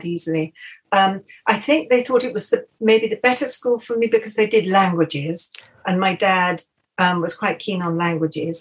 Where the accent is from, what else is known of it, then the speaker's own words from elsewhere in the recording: Rottingdean, South East England, United Kingdom; also born or lived in Windsor / Iver, Buckinghamshire / Richmond; I grew up just on Dean Court Road